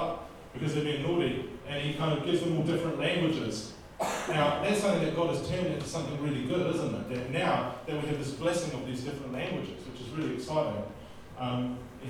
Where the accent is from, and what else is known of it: New Zealand